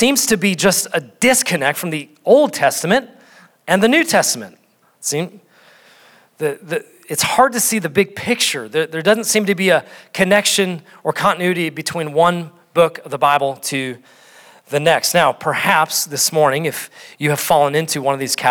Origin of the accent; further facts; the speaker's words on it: North Dakota, United States; I'm from North Dakota